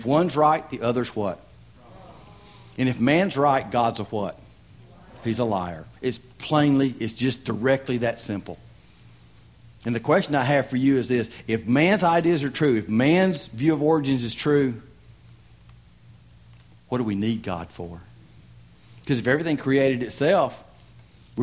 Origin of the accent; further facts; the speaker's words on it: Tennessee, United States; I'm from Tennessee.